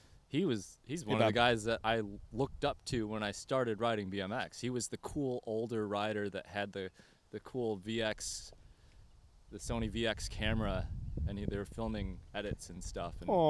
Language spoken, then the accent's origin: English; Fennville, Michigan, United States; I'm from Fenville, Michigan, small town.